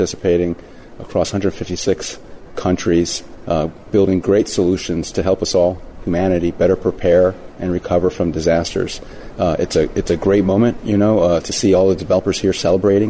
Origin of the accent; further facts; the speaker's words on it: Puerto Rico; moved away; I grew up in Puerto Rico